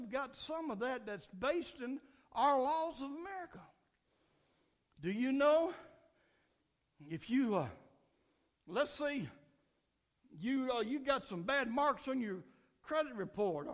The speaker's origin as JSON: {"language": "English", "country": "United States", "said": "I celebrated July 4th as American"}